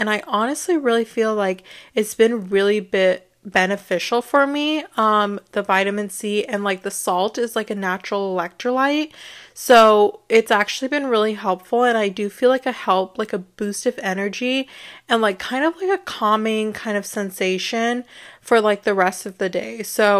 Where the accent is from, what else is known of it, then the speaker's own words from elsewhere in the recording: India; So I thought that was great because, you know, I'm Indian, so it's really great to relate to something in that way.